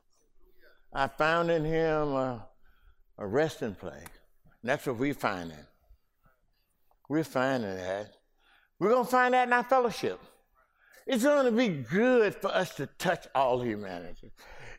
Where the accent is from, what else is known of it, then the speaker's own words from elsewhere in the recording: Mississippi, United States; accent: Ebonics; first language African American Vernacular English (Ebonics); English is a second language; my Mississippi Ebonic speaking brothers. You know, I speak Ebonic.